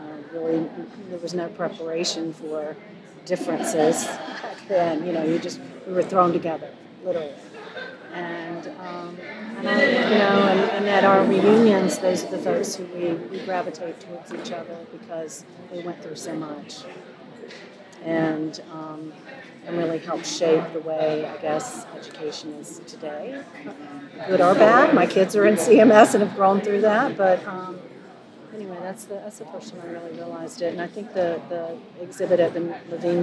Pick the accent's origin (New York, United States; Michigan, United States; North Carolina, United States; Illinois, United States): North Carolina, United States; Charlotte; I was born in Charlotte. So for me, I immediately go to busing and segregation. I was born in 1962. So we grew up in the Charlotte-Mecklenburg school system